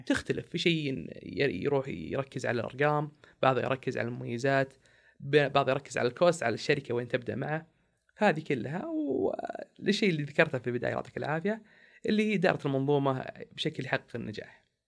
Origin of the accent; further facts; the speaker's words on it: Saudi Arabia; إحنا كسعوديين